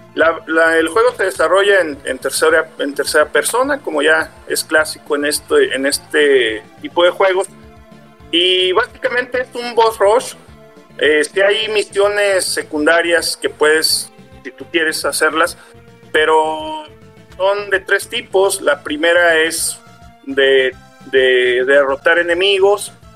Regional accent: Mexico; como mexicanos

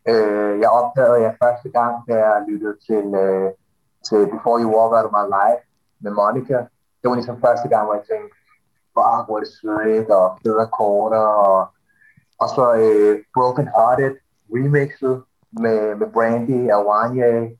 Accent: Copenhagen, Capital Region of Denmark, Denmark; Jeg, jeg, jeg, jeg, jeg er københavner.

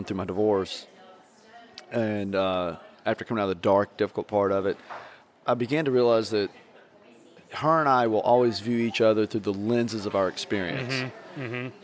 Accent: Southeast Tennessee, United States; moved away as an adult; also born or lived in Portland, Oregon; growing up in Southeast Tennessee

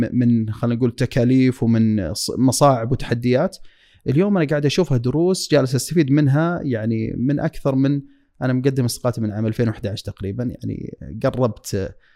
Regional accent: Dammam, Eastern Province, Saudi Arabia; moved away as an adult; now in Riyadh, Saudi Arabia; طفولتي كانت يعني في الشرقية وحياتي ودراستي وبداية عملي

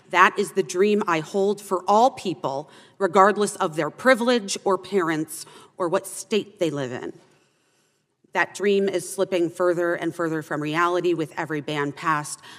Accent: Arizona, United States; I had an abortion when I was 15 years old in my home state of Arizona in 1994.

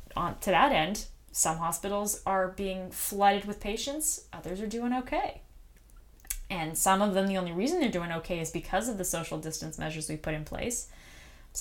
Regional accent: United States; as an American

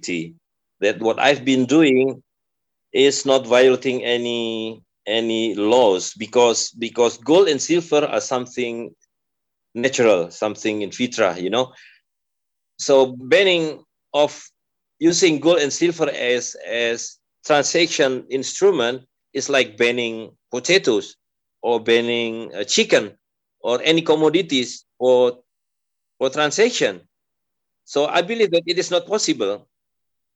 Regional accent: Depok, West Java, Indonesia; in Depok, in my hometown

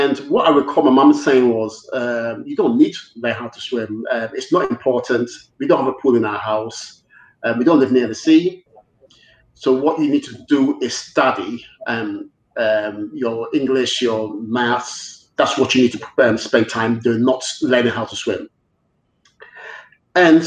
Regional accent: Ghana; now in United Kingdom; I was brought up in Ghana. I went to Ghana when I was 7

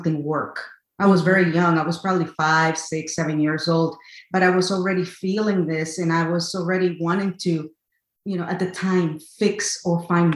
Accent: Connecticut, United States; also born or lived in El Salvador; I was born in El Salvador, raised in Connecticut, USA

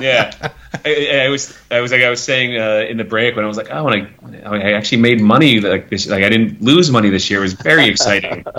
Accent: New Jersey, United States; also born or lived in Australia; now in Atlanta, United States; growing up in New Jersey, like I was lucky, like I was, I grew up in as a farm area, but I was an hour from New York and an hour from Philadelphia

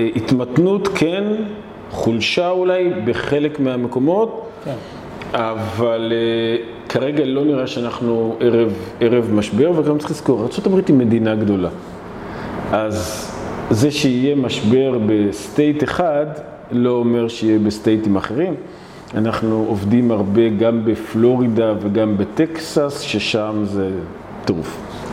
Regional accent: Israel; אני אבא, אני ישראלי ואני ציוני

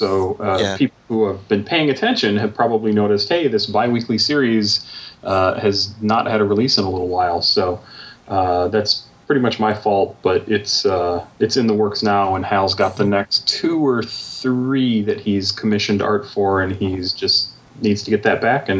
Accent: United States; We, as middle-class white guys growing up in America

